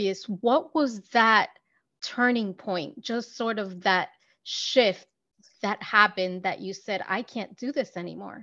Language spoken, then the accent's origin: English; United States; as an American